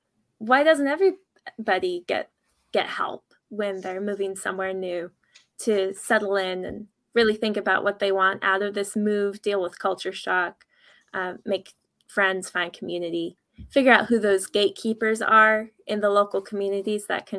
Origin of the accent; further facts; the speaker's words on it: Ireland; I'm from Ireland. And my mother was actually a missionary from the United States to Ireland.